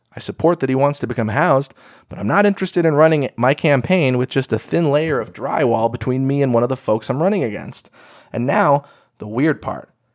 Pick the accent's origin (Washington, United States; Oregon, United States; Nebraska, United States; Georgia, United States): Oregon, United States; Eugene; my hometown